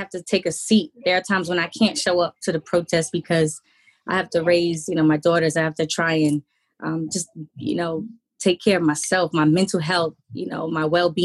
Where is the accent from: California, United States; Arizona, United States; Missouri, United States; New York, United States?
New York, United States; New York City; We're both from Jamaica, Queens.